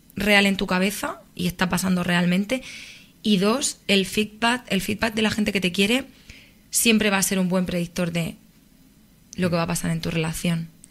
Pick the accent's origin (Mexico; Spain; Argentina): Spain; Murcia, Region of Murcia; moved away as an adult; now in Madrid, Spain; soy de Murcia